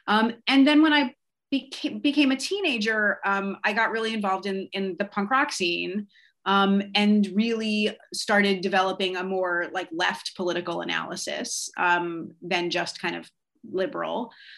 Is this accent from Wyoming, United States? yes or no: no; Broward County, South Florida, United States; also born or lived in Philadelphia; now in Minneapolis, United States; I grew up in South Florida in a suburb in Broward County, and actually spent my childhood going back and forth between my mom and my dad in South Florida and then my father in Philadelphia on like breaks and summers